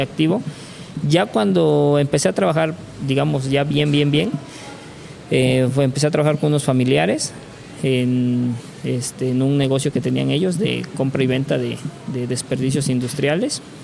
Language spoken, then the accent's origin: Spanish; Córdoba, Veracruz, Mexico; also born or lived in Playa del Carmen; éramos dos de Córdoba